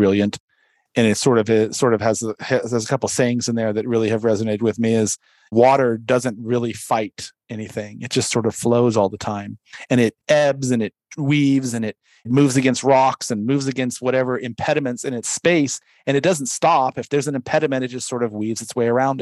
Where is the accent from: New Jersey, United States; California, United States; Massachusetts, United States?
California, United States; San Diego; I grew up in San Diego